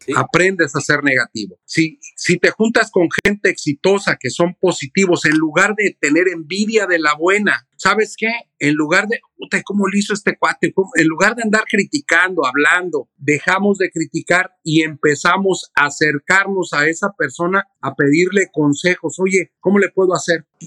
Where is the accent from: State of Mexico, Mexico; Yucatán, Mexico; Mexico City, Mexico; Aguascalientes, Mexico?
Mexico City, Mexico; now in United States; yo soy de México, yo vine de la Ciudad de México